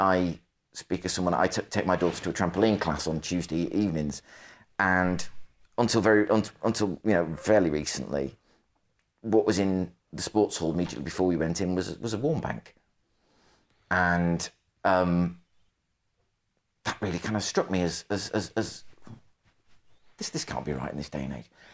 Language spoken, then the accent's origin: English; the Northwest, North West England, United Kingdom; I'm from the Northwest, so I grew up, my parents taken me to the C W S store in Lee